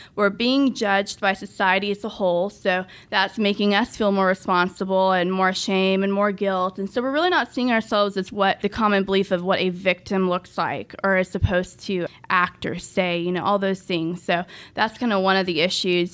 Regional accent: Dallas-Fort Worth area, Texas, United States; also born or lived in Russia; I grew up basically in the D F W area my whole life, so I'm really familiar with Grapevine, South Lake

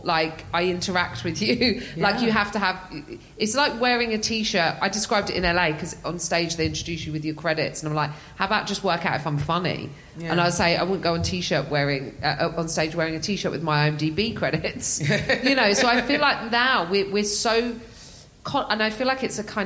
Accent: England, United Kingdom; I'm English.

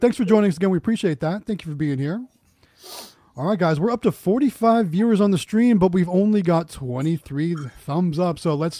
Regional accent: Youngstown, Ohio, United States; moved away; I'm originally from Youngstown, Ohio, which is kind of known for boxing.

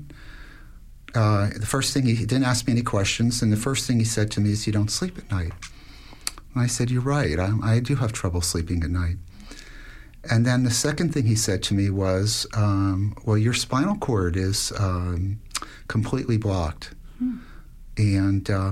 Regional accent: Miami, Florida, United States; moved away as an adult; also born or lived in Washington, D.C. / Atlanta, Georgia; I grew up in Miami, Florida

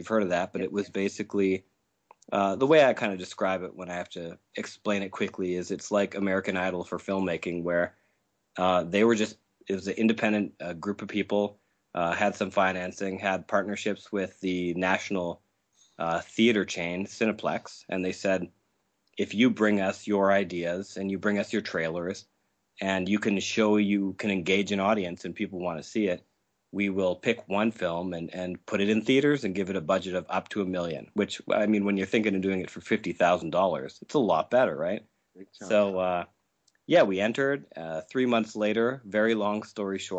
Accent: Saskatchewan, Canada; I'm from Saskatchewan in Canada

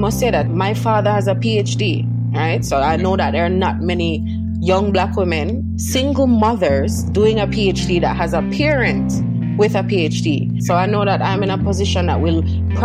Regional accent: Jamaica; moved away as an adult; also born or lived in London, United Kingdom; now in Bristol, United Kingdom; I left England before I could walk and talk. So all of my memories start in Jamaica. All of my consciousness begins in Jamaica

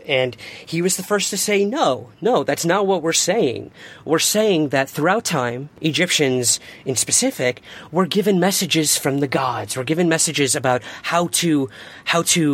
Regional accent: Syracuse, New York, United States; now in Los Angeles, United States; my hometown of Syracuse, New York

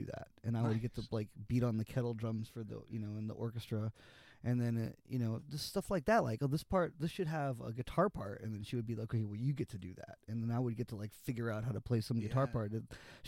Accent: Miami, Florida, United States; also born or lived in Gainesville, Florida; I grew up in Miami

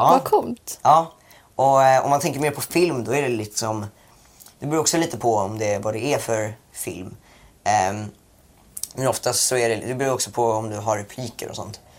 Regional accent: Thailand; jag har varit i Thailand, alltså jag är typ uppvuxen eh, i Thailand.

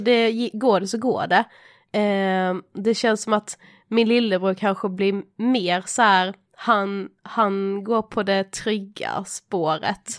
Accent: Mörrum, Blekinge, Sweden; moved away as an adult; now in Stockholm, Sweden; jag är en 24-årig eh, eh, kvinna från eh, en liten by eh, utanför Karlshamn i Blekinge. Eh, där jag är född och uppvuxen

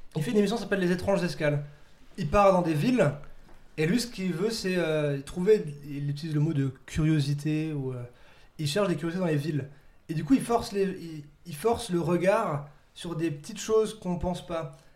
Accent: Dabo, Grand Est, France; je viens de Dabo, petit village à 40 minutes euh, de Strasbourg, une heure de Strasbourg

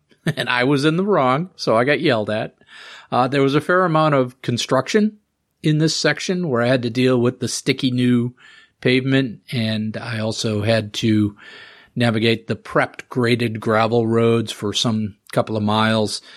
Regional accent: Massachusetts, United States; my home state of Massachusetts

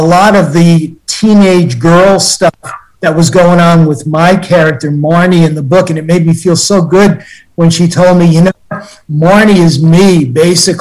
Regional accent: Pelham, New York, United States; also born or lived in Bronx, New York; now in Stratford, Connecticut, United States; I grew up in a place called Pelham, New York, which is in Westchester County.

